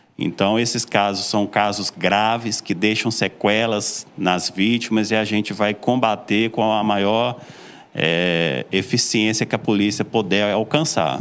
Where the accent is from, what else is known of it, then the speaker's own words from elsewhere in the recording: Belo Horizonte, Minas Gerais, Brazil; accent: mineiro; moved away as an adult; also born or lived in Floresta, Pernambuco; now in Serra Talhada, Brazil; Eu sou mineiro, sou de Belo Horizonte, estou em Pernambuco morando já desde 2018